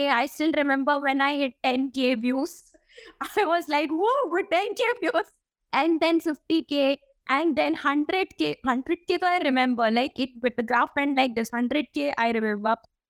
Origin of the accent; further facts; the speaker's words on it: Delhi, India; From Delhi, yeah.